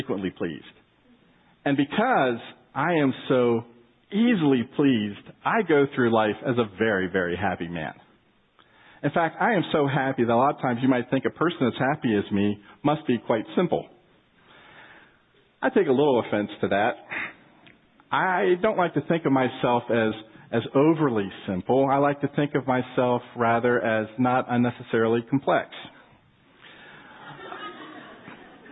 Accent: Maryland, United States; moved away as an adult; also born or lived in Texas / Riga, Latvia; now in Round Rock, United States; I grew up on the East Coast. I'm a native Marylander, lived my life up to 1992 on the East Coast

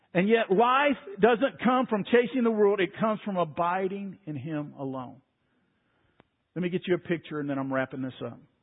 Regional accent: Waco, Texas, United States; I grew up in Waco

